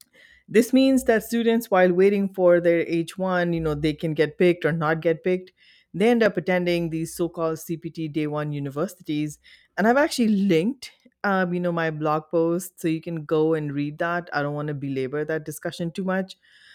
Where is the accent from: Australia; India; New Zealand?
India; And as an Indian national, and again, I speak this, you know, the lines are longer.